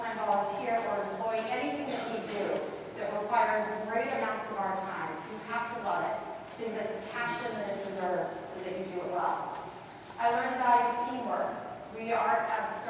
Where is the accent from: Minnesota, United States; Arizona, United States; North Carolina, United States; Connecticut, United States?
Arizona, United States; Phoenix; I grew up in Phoenix, Arizona, very hot in Phoenix in the summertime